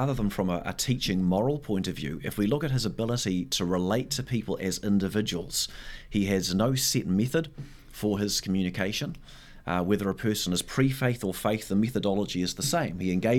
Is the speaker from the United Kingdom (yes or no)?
no; South Taranaki, New Zealand; moved away as an adult; also born or lived in Singapore; now in Tauranga, New Zealand; I hail from South Taranaki, where my mum lives and my wife's family, parents live there and some siblings as well.